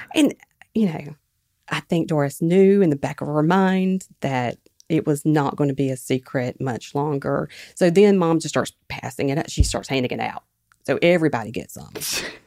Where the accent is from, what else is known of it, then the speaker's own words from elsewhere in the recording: Quitman, Mississippi, United States; my hometown, Quitman, Mississippi